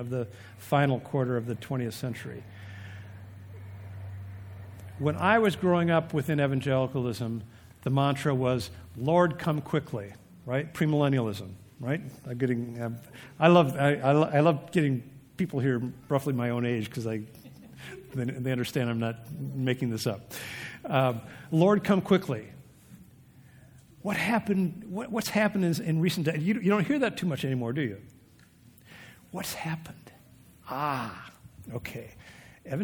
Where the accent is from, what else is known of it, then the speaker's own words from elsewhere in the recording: Vermont, United States; I'm from Vermont